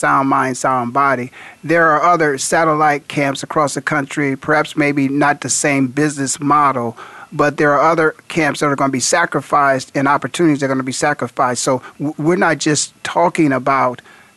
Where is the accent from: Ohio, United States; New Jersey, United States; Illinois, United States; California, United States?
Ohio, United States; Canton; growing up in Ohio, it was the Browner family. I'm from Canton here